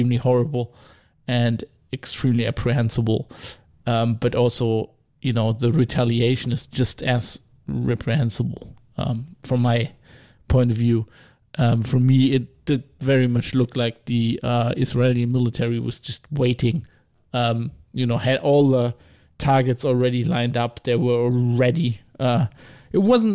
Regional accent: Rhineland, Germany; I'm from the Rhineland, which is famously a Protestant area

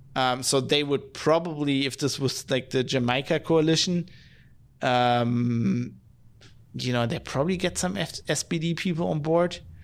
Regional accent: Duisburg, North Rhine-Westphalia, Germany; my hometown of Duisburg

